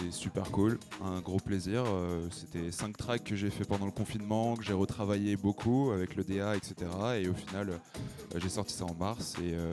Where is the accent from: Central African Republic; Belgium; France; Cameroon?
France; Lyon, Auvergne-Rhône-Alpes; Je suis de Lyon, donc j'ai démarré, là-bas, à Lyon.